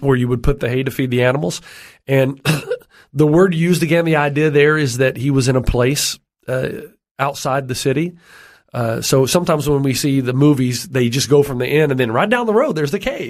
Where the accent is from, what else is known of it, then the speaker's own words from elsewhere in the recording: Tennessee, United States; I grew up in Tennessee, which is in the southern region of the, of uh, the United States